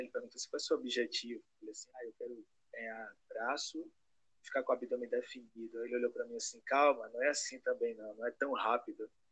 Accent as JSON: {"language": "Portuguese", "town": "Salvador", "region": "Bahia", "country": "Brazil", "said": "sou de Salvador, Bahia"}